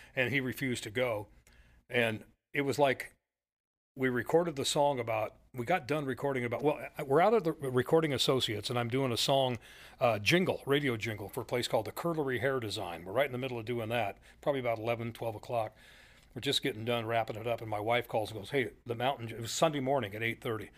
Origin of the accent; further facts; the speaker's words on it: McMinnville, Oregon, United States; my hometown, McMinnville